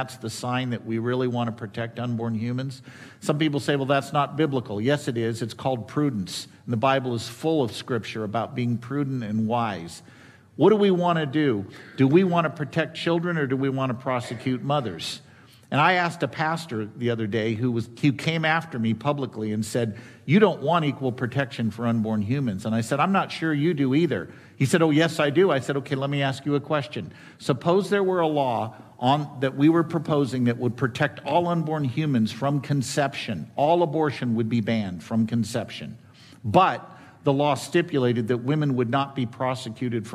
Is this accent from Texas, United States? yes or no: no; California, United States; I'm a Californian by native